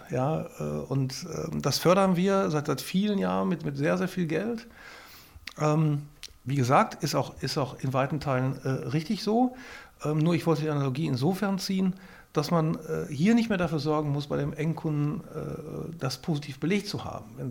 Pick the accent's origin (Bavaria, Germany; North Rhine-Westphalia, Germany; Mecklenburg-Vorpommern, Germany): North Rhine-Westphalia, Germany; Ich bin kein Ideologe. Ich komme aus dem Ruhrpott und wohne jetzt in Sachsen.